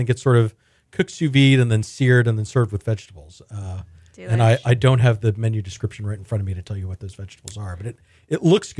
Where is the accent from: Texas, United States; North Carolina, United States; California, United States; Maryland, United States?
Texas, United States; Houston; I grew up in Houston, Morgan.